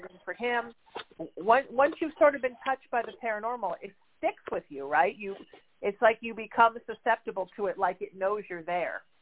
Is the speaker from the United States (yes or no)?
yes; Huntington Beach, California, United States; my hometown of Huntington Beach, California.